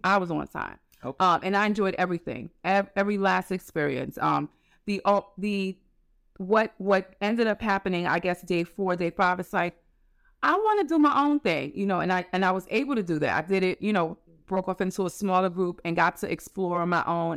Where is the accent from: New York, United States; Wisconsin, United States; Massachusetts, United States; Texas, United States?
New York, United States; New York City; also born or lived in Queens; I was born in Queens, raised in the Bronx